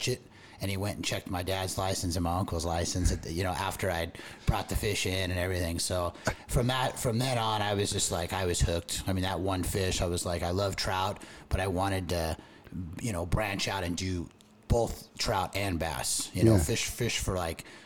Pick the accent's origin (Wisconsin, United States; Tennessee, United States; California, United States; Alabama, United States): California, United States; Tustin; I grew up in Tustin, California, kind of Orange County boy